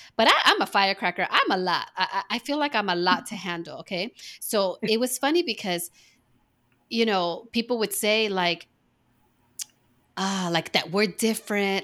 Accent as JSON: {"language": "English", "region": "East Coast", "country": "United States", "tie": "born or raised there", "moved": "yes", "said": "I was born on the East Coast"}